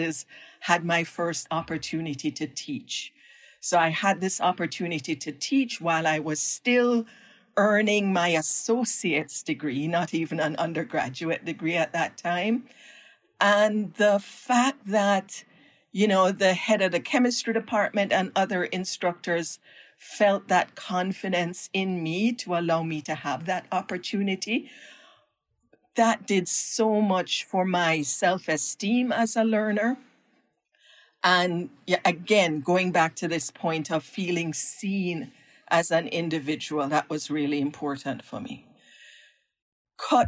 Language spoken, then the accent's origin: English; Jamaica; moved away as an adult; now in United States; my own background growing up in Jamaica